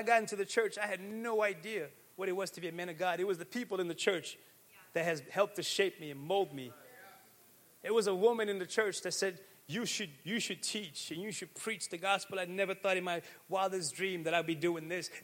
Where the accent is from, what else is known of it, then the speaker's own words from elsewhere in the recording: Pawtucket, Rhode Island, United States; I grew up in Pawtucket, and nobody thought the church could do this stuff.